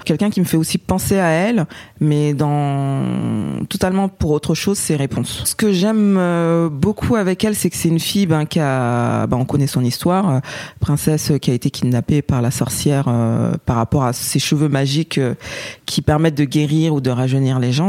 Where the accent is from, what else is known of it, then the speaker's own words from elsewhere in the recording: Paris, Île-de-France, France; je suis française et née à Paris